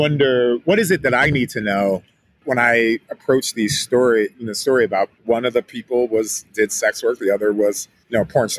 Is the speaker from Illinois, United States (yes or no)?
yes; Chicago, Illinois, United States; And I'm from Chicago.